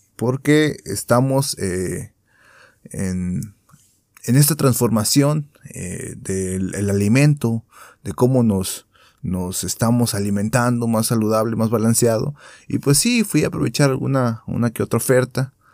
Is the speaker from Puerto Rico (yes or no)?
no; Mexico; nosotros como mexicanos que somos